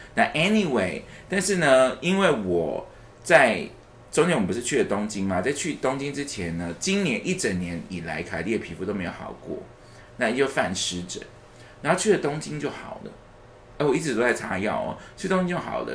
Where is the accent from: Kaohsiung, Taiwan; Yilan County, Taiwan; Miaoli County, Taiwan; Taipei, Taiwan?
Taipei, Taiwan; 而且我是从小就住在台北的一个人